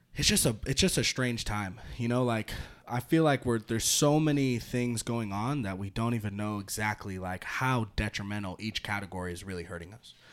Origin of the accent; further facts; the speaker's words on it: Santa Rosa, California, United States; moved away; I'm from Northern California